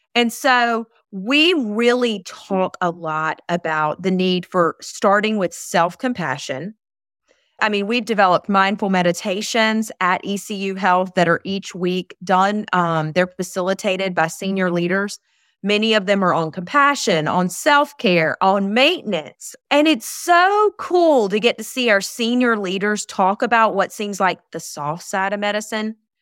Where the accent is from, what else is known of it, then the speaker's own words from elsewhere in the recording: Eastern North Carolina, United States; also born or lived in Charlotte, North Carolina / Outer Banks, North Carolina; I am born and raised in Eastern North Carolina